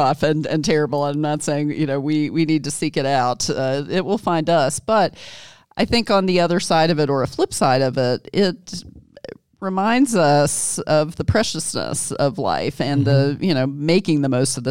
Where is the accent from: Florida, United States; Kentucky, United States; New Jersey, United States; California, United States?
Kentucky, United States; moved away as an adult; also born or lived in Jackson, Mississippi; my home state of Kentucky.